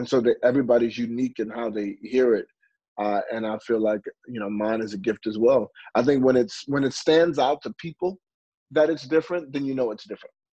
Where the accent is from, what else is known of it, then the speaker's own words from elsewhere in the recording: St. Louis, Missouri, United States; I'm originally from St. Louis, Missouri